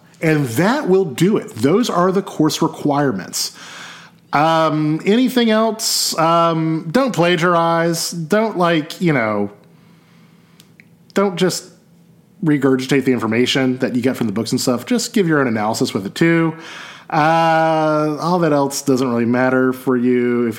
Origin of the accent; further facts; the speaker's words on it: United States; I'm American.